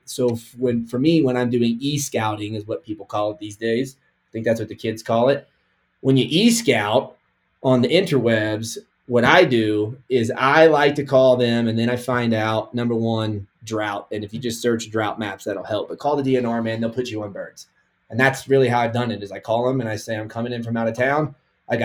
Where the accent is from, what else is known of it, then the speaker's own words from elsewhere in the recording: Kansas, United States; born there; now in Colorado, United States; So I was born in Kansas. I live in Colorado, but I hunt 6 or 7 states a year.